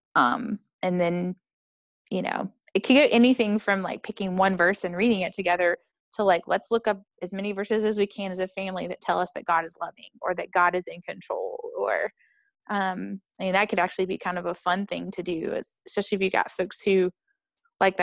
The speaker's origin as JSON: {"language": "English", "region": "North Carolina", "country": "United States", "tie": "born or raised there", "moved": "yes", "lives_now": "Chicago, United States", "said": "I'm from North Carolina, even though I live in Chicago"}